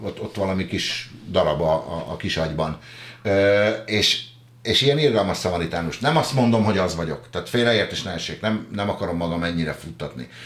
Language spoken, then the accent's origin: Hungarian; a village near Pest, Hungary; Váfaluban nőttem föl